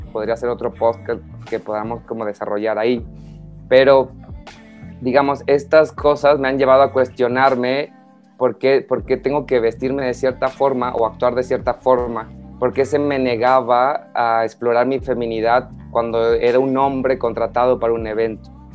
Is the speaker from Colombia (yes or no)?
no; Mexico; soy un acróbate mexicano